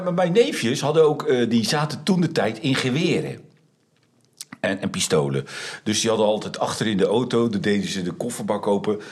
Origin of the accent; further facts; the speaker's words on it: Netherlands; wij zijn Nederlanders